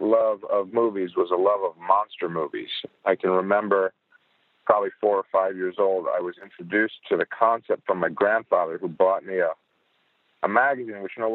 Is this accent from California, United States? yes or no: no; Chicago, Illinois, United States; I'm from Chicago